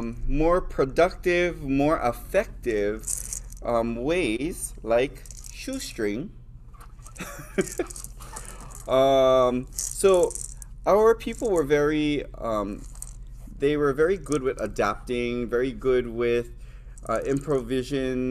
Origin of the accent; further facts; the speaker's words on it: Hawaii Island, United States; I come from Hawaii Island, which is the island that is known for Lehua. It's also the island that has the most cases of rapid ohia death. I grew up making Lehua